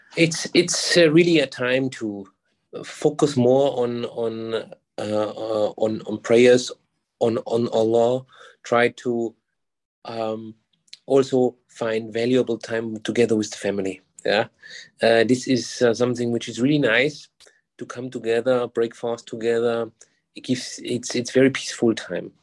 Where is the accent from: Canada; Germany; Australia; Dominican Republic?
Germany; moved away as an adult; now in Singapore; I'm originally from Germany.